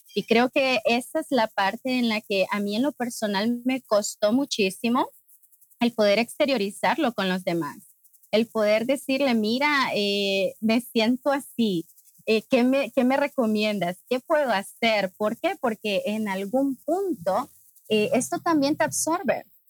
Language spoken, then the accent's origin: Spanish; Honduras; soy de Honduras, de Centroamérica.